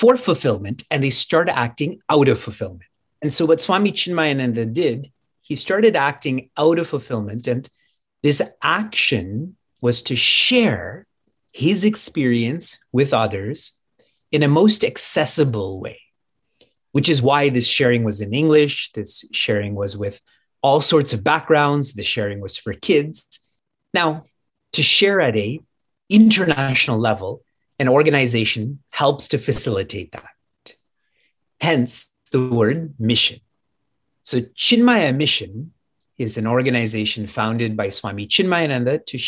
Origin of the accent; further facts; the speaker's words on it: Niagara Falls, Ontario, Canada; I was born and raised and live in Niagara Falls, Canada